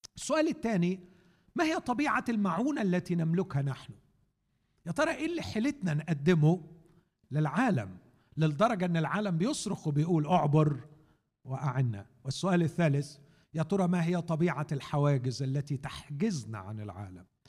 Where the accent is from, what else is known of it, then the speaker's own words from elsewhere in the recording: Egypt; عندنا في مصر